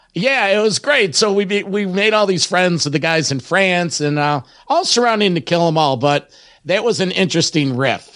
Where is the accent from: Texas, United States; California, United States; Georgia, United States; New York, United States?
New York, United States; Rochester; my hometown of Rochester, New York